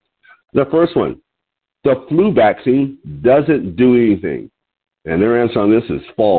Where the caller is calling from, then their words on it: Lompoc, California, United States; I'm your host today. I'm calling you from Lompoc, California, which is 54 miles north of Santa Barbara on California's beautiful Central Coast.